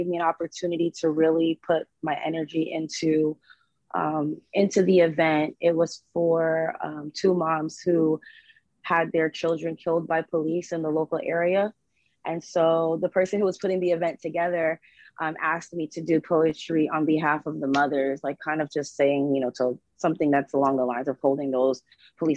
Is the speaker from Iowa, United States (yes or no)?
no; Fort Lauderdale, Florida, United States; I am from Fort Lauderdale, Florida